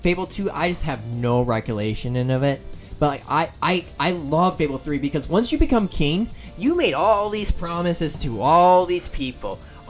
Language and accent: English; United Kingdom; I am British, everyone.